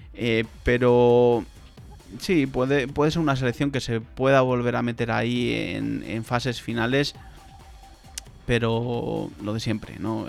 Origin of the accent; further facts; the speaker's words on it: Spain; soy español